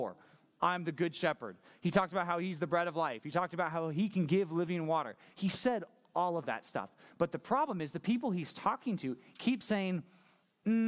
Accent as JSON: {"language": "English", "country": "United States", "said": "I'm just an American"}